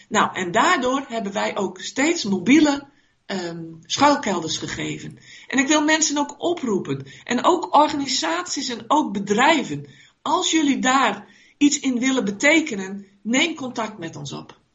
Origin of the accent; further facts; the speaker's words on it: Netherlands; wij als Nederlanders